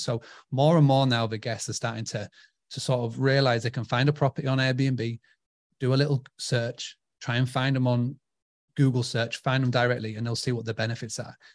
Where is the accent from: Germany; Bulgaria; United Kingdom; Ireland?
United Kingdom; I'm from, uh, United Kingdom